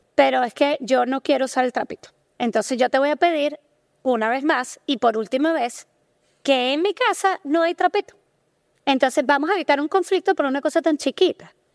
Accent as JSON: {"language": "Spanish", "country": "Venezuela", "said": "nosotros somos venezolanos en Venezuela la cultura está muy marcada por lo religioso"}